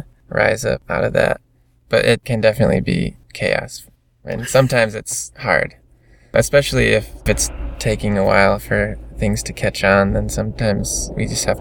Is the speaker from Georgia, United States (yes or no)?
no; Michigan, United States; We're all from Michigan